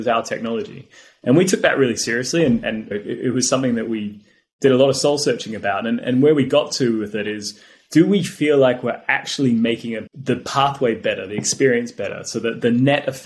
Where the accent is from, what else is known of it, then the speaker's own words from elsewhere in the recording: Australia; now in United Kingdom; I grew up in Australia